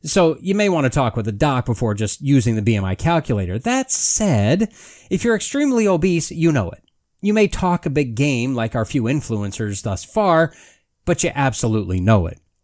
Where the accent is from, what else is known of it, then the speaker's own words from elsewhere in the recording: United States; as an American and a human